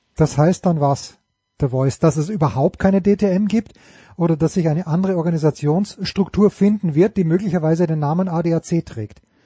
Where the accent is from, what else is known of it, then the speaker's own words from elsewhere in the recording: Austria; ich bin ja ein Österreicher